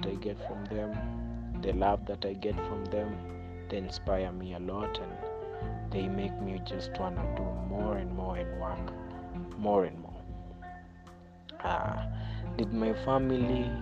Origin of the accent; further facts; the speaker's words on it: Western, Kenya; also born or lived in Kibera, Nairobi; now in Nairobi, Kenya; I'm from Western, that's my hometown. Yeah, Western, but in Nairobi, I'm based at Kibera.